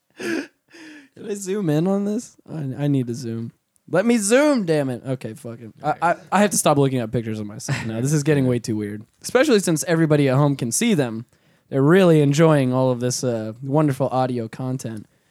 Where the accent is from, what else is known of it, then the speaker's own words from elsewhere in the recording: Orlando, Florida, United States; we're from, we're from Orlando